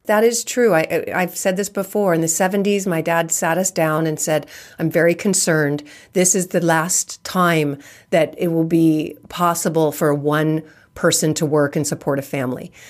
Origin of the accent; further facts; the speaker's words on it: California, United States; I'm born and raised in California